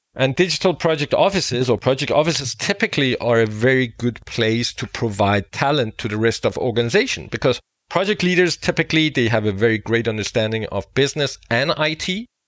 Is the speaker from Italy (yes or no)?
no; Denmark; I am from Denmark